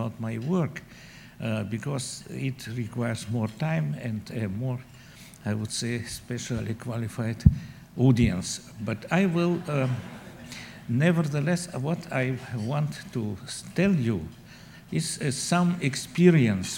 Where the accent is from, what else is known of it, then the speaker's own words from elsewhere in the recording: Moscow, Russia; moved away as an adult; now in United States; I was born in Moscow and spent there most of my life. I came to the United States with my family in 91